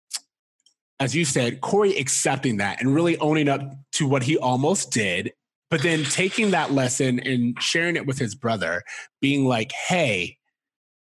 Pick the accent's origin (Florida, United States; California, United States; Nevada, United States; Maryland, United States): Florida, United States; We're from Florida